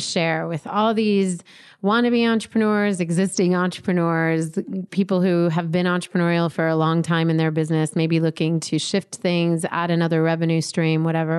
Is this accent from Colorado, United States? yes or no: yes; Colorado, United States; I'm from Colorado